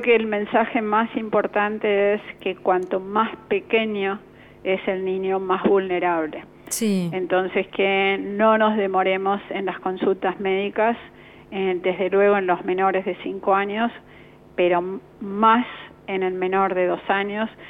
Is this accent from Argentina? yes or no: yes; Argentina; como población argentina